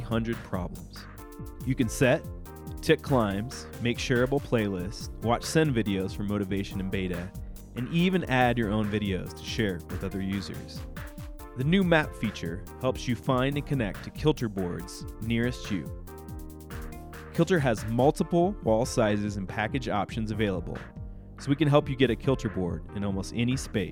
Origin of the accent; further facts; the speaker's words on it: United States; as an American climber and privileged white male